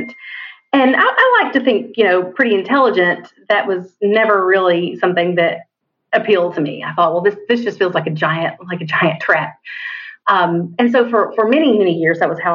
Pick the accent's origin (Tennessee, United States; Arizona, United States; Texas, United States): Tennessee, United States; East; moved away as an adult; now in Spartanburg, United States; I'm from East Tennessee, but I live in Spartanburg, South Carolina